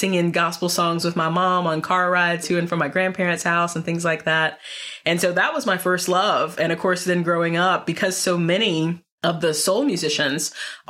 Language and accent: English; North Carolina, United States; now in Northern Virginia, United States; I'm originally from North Carolina. So when I moved to Northern Virginia, which is basically the DC suburbs